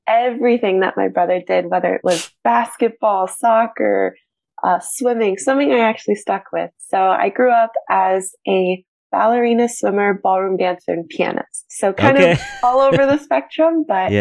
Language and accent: English; Sonoma County, California, United States; I am a born and raised Californian girl, grew up in Sonoma County